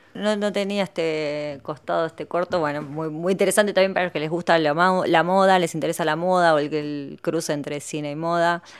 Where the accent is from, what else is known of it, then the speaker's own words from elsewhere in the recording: Argentina; como argentinas